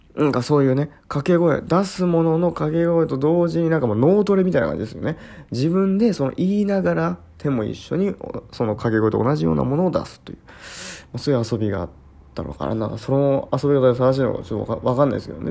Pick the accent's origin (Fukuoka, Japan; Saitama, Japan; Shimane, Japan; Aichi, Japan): Shimane, Japan; 私の地域でね、まあ、島根県